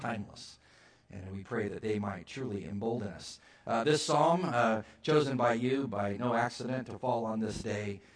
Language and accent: English; California, United States; I was from California.